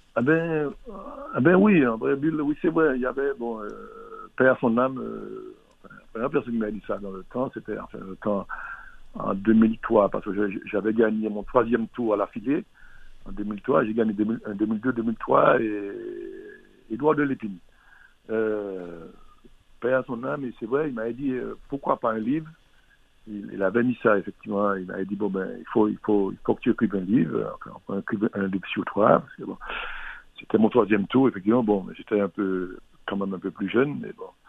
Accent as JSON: {"language": "French", "country": "Martinique", "said": "On est Martiniquais quelquefois"}